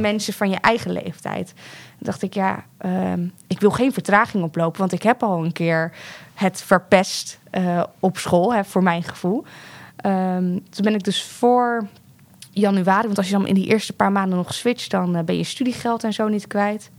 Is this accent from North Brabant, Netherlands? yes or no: no; The Hague, South Holland, Netherlands; ik ben opgegroeid in de Schilderswijk in Den Haag